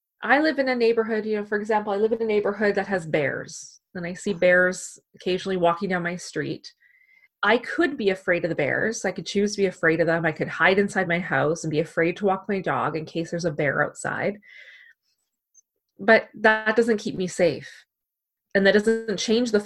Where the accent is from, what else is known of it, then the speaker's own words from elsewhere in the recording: Canada; we're Canadian